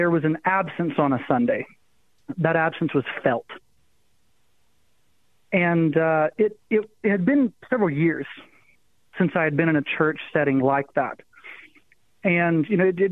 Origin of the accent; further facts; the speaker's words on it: the Appalachian Mountains, United States; also born or lived in Missouri; now in Arizona, United States; I grew up in the Appalachian Mountains